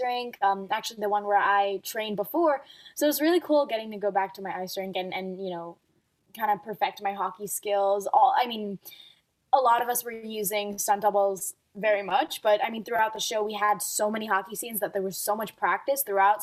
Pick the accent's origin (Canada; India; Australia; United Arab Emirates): United Arab Emirates; Dubai; moved away; I've been a figure skater ever since I was um, growing up in Dubai